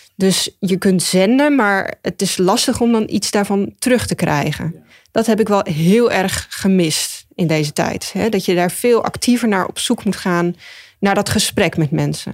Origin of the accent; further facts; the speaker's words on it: Ede, Gelderland, Netherlands; moved away as an adult; also born or lived in Utrecht / Rotterdam; now in Zwijndrecht, Netherlands; ik ben geboren en getogen in Ede